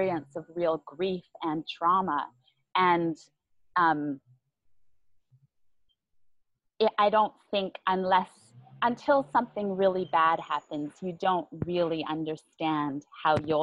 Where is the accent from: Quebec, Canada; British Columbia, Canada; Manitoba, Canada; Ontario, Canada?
British Columbia, Canada; Vancouver Island; moved away as an adult; now in Vietnam; I'm from Vancouver Island